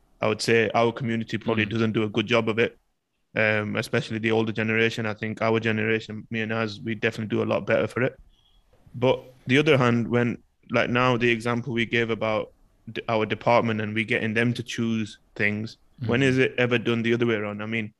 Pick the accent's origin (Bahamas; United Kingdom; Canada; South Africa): United Kingdom; I know even as a British person, I see it